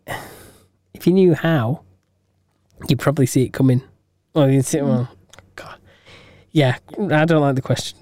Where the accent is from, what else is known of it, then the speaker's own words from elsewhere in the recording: England, United Kingdom; We're English